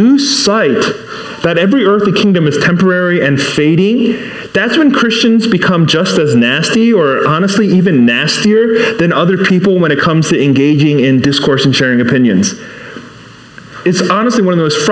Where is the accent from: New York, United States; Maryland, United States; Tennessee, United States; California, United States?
Maryland, United States; Baltimore; first language English; English is my first language. You know, I'm from Baltimore, not Busan